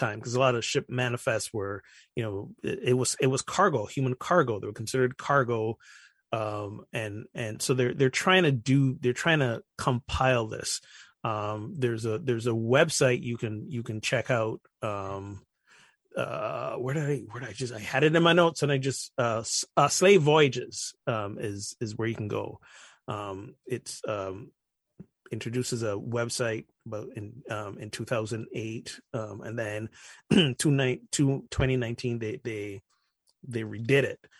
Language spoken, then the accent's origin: English; Barbados; I'm from Barbados